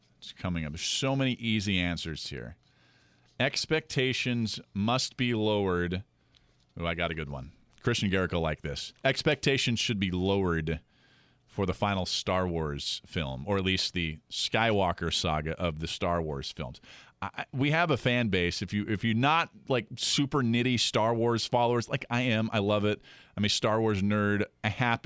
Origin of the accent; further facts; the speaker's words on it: the Northwest, Pacific Northwest, United States; now in New Orleans, United States; I'm from a different part of the country. I grew up in the Northwest.